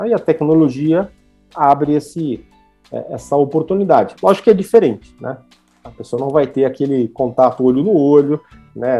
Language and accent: Portuguese; Brazil; a gente é brasileiro